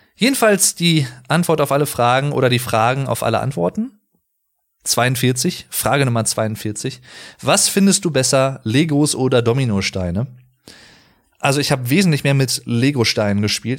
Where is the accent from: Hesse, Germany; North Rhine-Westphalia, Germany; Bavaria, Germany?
North Rhine-Westphalia, Germany; Sauerland; Als gebürtiger Sauerländer